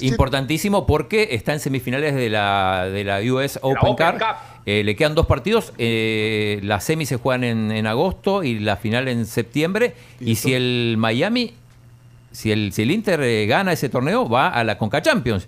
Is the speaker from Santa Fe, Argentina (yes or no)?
no; Balcarce, Buenos Aires Province, Argentina; De Valcarce, provincia de Buenos Aires